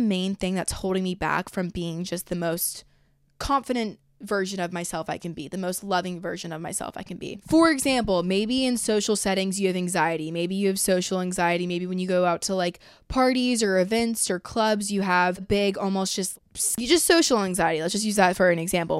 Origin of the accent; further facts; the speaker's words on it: Georgia, United States; I'm from Georgia